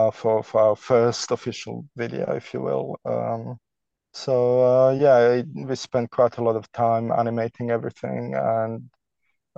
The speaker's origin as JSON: {"language": "English", "country": "Canada", "also_born_or_lived": "Toronto, Canada", "moved": "as an adult", "lives_now": "London, United Kingdom", "said": "We're both Canadian"}